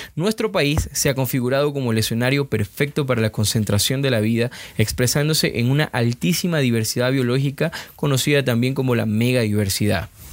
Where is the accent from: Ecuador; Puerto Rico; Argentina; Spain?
Ecuador; now in Cuenca, Ecuador; uno como ecuatoriano